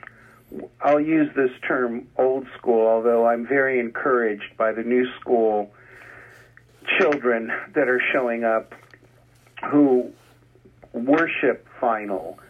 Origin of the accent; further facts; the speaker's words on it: Los Angeles, California, United States; also born or lived in Culver City / West Hollywood; I come from Los Angeles, including the first, like, 8 years of my life in downtown Los Angeles in Crenshaw Village